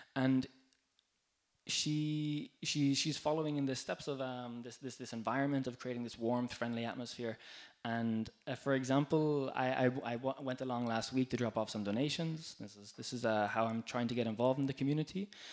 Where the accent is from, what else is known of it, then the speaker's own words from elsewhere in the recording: Ireland; now in Ghent, Belgium; I'm from Ireland, like Kat as well, and um, living in Ghent